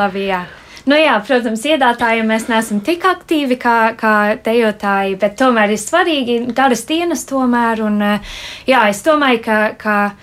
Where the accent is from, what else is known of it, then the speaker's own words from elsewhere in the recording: United Kingdom; moved away; es uzaugu Lielbritānijā